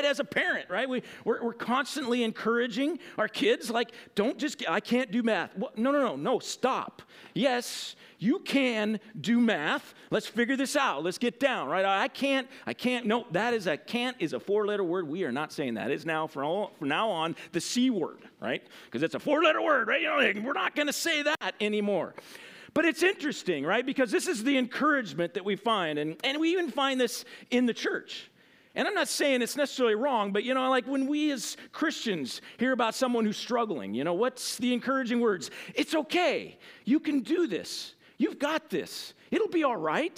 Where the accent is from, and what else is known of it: United States